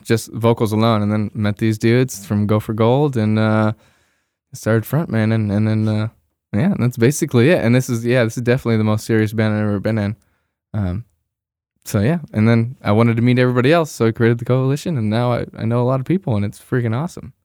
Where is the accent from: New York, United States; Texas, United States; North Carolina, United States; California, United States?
California, United States; Bay Area; moved away as an adult; I'm originally from the Bay Area. I grew up there, spent my, uh, twenty, what, three years there